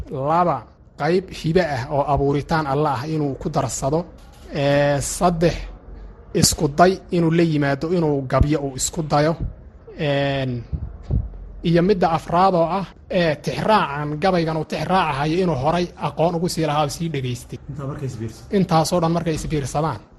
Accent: Kebri Dahar, Somali Region, Ethiopia; waxaan ku soo koray anigu ama aan ku dhashay baadiye gobolka qoraxay magaalada qabri korkeeda meelahaas baadiyihii baan ku soo koray heer xoola dhaqataa ah oo geel dhaqataa ah baadiyihii baan ku barbaaray intaa kadib baan marka magaalada soo galay

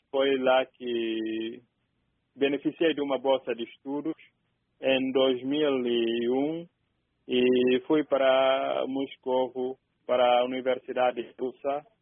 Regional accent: Bafatá, Guinea-Bissau; E sobre o rio Jeba fica a cidade onde eu nasci, a cidade de Bafatá.

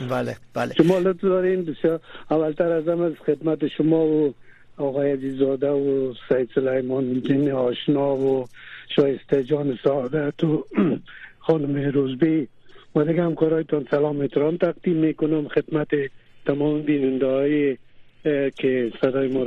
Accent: Afghanistan; also born or lived in Iran; now in Germany; هر وقت در دو که از افغانستان آمدم

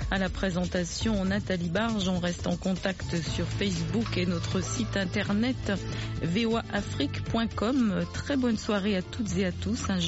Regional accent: Guinea-Bissau; Je suis de la Guinée-Bissau.

